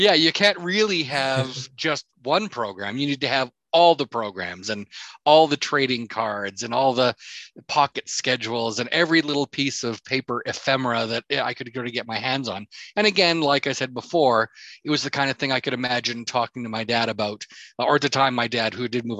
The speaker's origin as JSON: {"language": "English", "town": "Edmonton", "region": "Alberta", "country": "Canada", "tie": "born or raised there", "also_born_or_lived": "Victoria", "moved": "as an adult", "said": "growing up in Edmonton"}